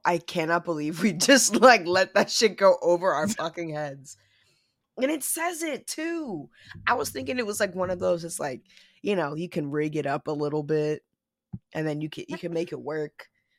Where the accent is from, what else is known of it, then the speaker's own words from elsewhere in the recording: New York City, New York, United States; we're going up north. It's going northeast to my hometown.